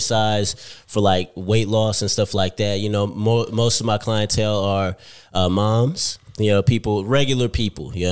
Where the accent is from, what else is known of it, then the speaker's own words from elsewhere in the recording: East Palo Alto, California, United States; moved away as an adult; now in Australia; I come from California, United States, born and raised in a city called East Palo Alto